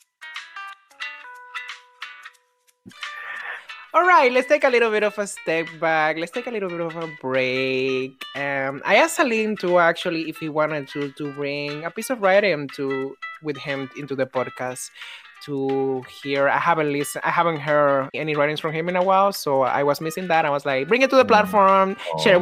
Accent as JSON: {"language": "English", "country": "Dominican Republic", "moved": "yes", "lives_now": "New York, United States", "said": "I'm a Dominican who lives in New York"}